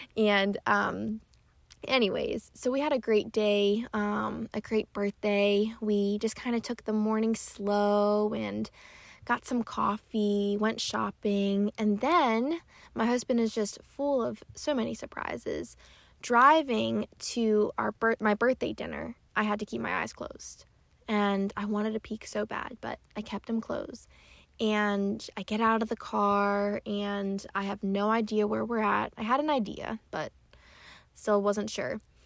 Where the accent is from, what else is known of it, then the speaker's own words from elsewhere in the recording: Pennsylvania, United States; moved away; my family is in Pennsylvania. I'm from Pennsylvania and they're still there